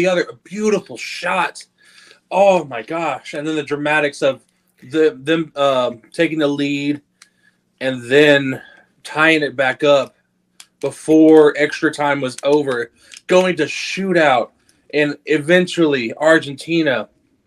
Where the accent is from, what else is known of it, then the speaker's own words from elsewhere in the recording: United States; I'm American